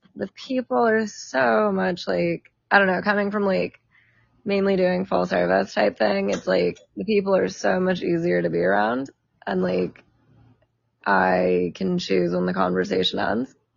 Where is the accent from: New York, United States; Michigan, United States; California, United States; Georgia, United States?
California, United States; San Diego; I'm from San Diego